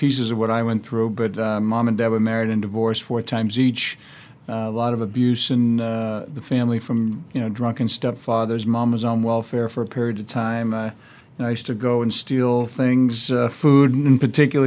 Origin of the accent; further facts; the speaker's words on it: Massachusetts, United States; also born or lived in New Hampshire; we moved back to Massachusetts from New Hampshire